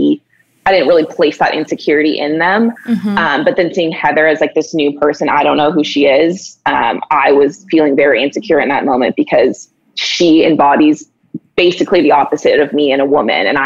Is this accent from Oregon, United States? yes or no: yes; Oregon, United States; growing up in Oregon